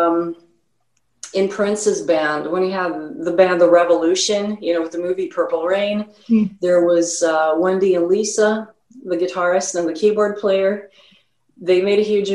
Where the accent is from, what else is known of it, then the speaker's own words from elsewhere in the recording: Stockholm, Stockholm County, Sweden; also born or lived in Los Angeles, United States; now in Chicago, United States; So I was born in Los Angeles, but my mom married a Swede. And so I grew up in Stockholm.